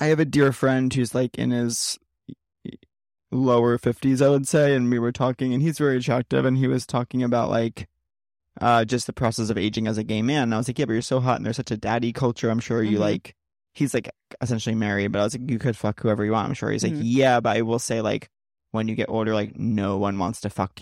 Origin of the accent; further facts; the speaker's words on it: East Northport, New York, United States; moved away; I'm from East Northport